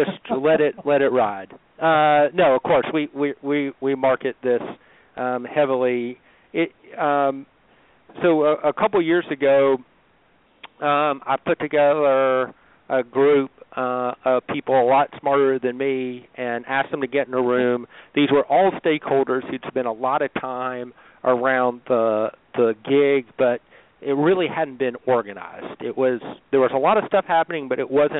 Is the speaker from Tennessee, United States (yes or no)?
yes; Chattanooga, Tennessee, United States; as a Chattanoogan